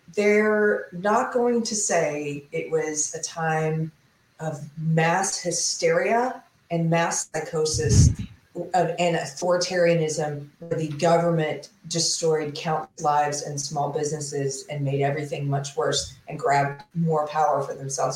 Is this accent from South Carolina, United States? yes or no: yes; South Carolina, United States; now in Texas, United States; I'm from South Carolina.